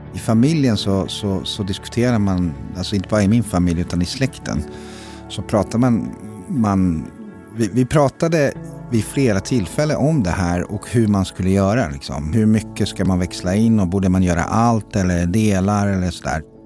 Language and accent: Swedish; Zenica, Federation of Bosnia and Herzegovina, Bosnia & Herzegovina; now in Sweden; Jag kommer från Zenica som är i centrala Bosnien